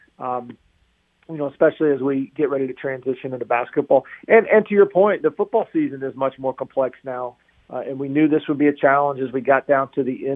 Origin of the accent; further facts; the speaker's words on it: Chapel Hill, North Carolina, United States; I grew up in Chapel Hill, right down the road